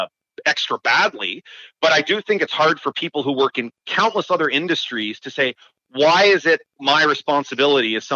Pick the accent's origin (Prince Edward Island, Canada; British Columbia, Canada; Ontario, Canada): Ontario, Canada; Waterloo Region; I'm from the Waterloo region